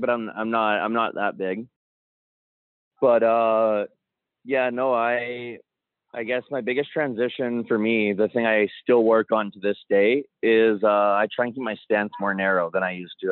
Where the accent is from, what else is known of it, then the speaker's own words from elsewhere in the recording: Calgary, Alberta, Canada; also born or lived in Comox, British Columbia; born in Comox, but I grew up mostly in Calgary. I moved to Calgary when I was about three with my mom